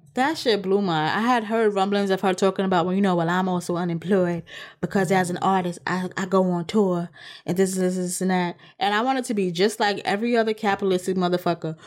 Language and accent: English; New York, United States; as a New Yorker